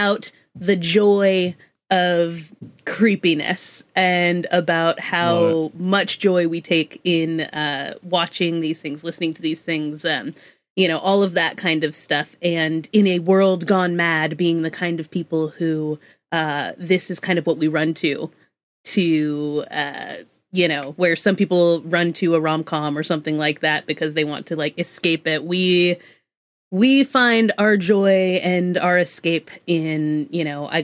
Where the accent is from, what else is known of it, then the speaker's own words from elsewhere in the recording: Greenfield, Massachusetts, United States; my hometown of Greenfield, Massachusetts